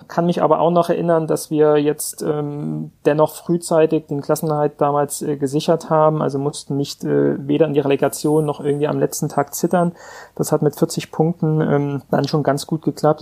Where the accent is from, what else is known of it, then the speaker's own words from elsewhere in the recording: Vogtland, Saxony, Germany; also born or lived in Frankfurt; now in Hamburg, Germany; geboren und aufgewachsen im Vogtland